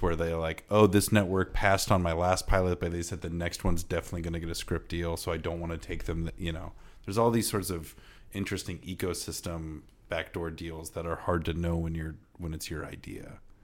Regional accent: Iowa, United States; I'm from Iowa and Midwestern

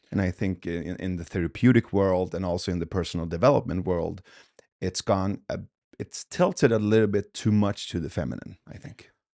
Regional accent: Sweden; also born or lived in Iran; I was born in Iran, but but we left when I was two. So um, in 1985, when we came to Sweden, from there on, I had like these two parallel cultures

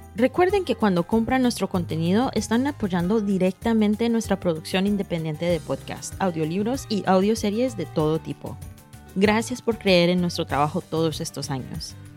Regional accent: New York, United States; moved away as an adult; now in France; Soy hija de inmigrantes colombianos y crecí en Nueva York

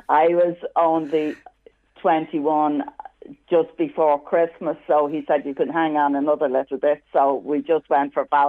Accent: Dublin, Leinster, Ireland; I'm from Harold's Cross in Dublin.

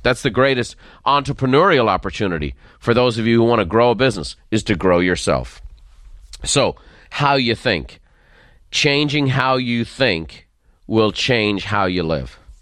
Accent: Dublin, Leinster, Ireland; accent: faint Dublin; moved away; the faint lilt of a Dublin accent. I grew up in Dublin

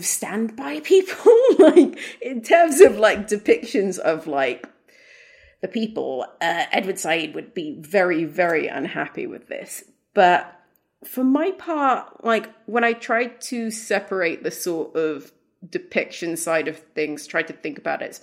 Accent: Sudan; I'm from Sudan. I grew up in Africa.

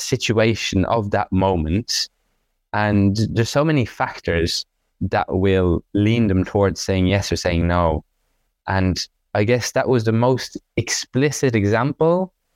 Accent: Dublin, Leinster, Ireland; also born or lived in France; my family home in Dublin

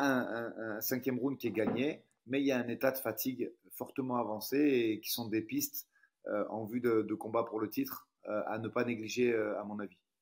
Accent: France; je suis français

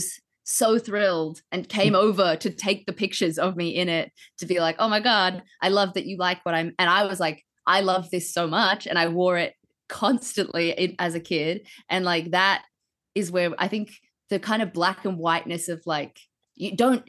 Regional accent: New Zealand; that's just part of growing up in New Zealand.

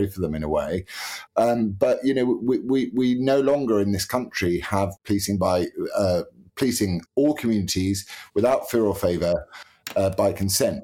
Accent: United Kingdom; as British people

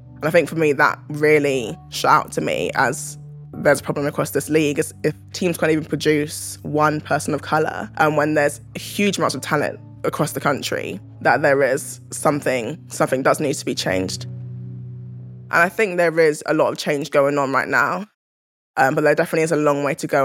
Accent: London, United Kingdom; I loved growing up in South London.

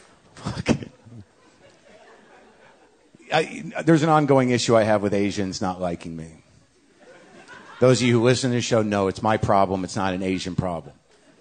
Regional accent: Canada; also born or lived in China; Disclosure, I am a Canadian white guy. I speak Chinese. Lived in China. I'm married to a Taiwanese woman.

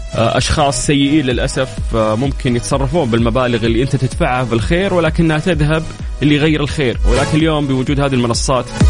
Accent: Saudi Arabia; عندنا في السعوديه

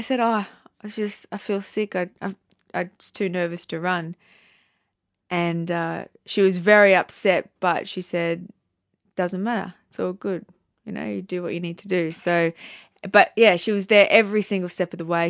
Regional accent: Townsville, Queensland, Australia; moved away as an adult; also born or lived in New York; I come from Townsville.

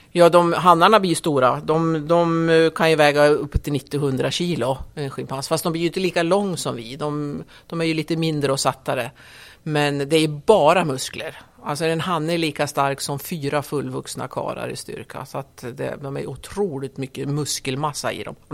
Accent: Skutskär, Uppsala County, Sweden; Jag är uppvuxen i Skutskär. Eh, det är ju norr om Gävle, cirka tre mil norr om Gävle. Där är jag uppvuxen.

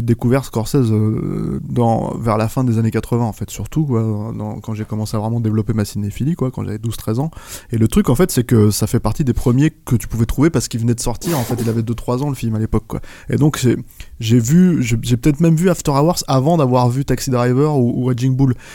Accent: France; nous en tant que Français

